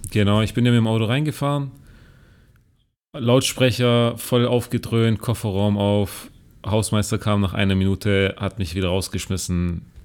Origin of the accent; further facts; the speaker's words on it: Germany; now in China; bei uns in Deutschland